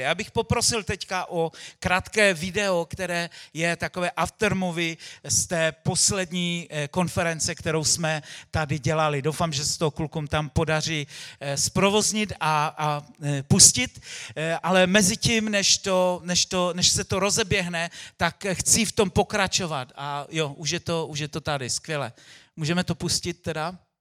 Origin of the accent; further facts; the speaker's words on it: Czechia; v naší zemi